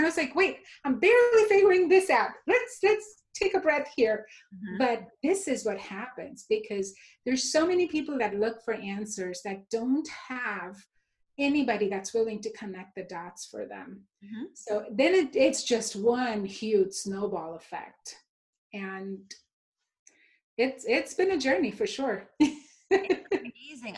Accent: Mumbai, Maharashtra, India; moved away; also born or lived in Texas; growing up, I grew up in India, in Mumbai, which is the New York City of India.

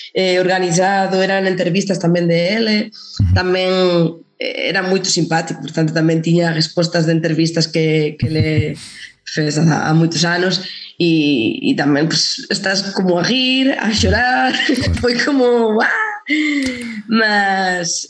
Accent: Salamanca, Castile and León, Spain; accent: Spanish; Portuguese is a second language; moved away as an adult; also born or lived in Madrid; now in Portugal; yo estaba en Salamanca, na minha terra

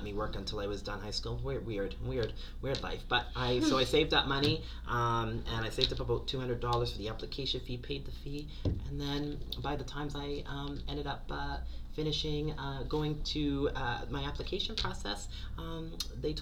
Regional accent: Halifax, Nova Scotia, Canada; I'm from Halifax, Nova Scotia, Chipuktuk Mi'kma'ki

